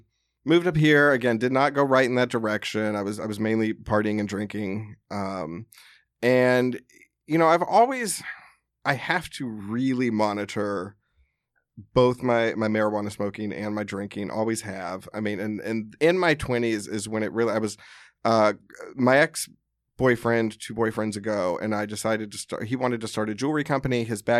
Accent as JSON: {"language": "English", "region": "the South", "country": "United States", "tie": "born or raised there", "said": "I grew up in the South. So I mean, we drank in high school."}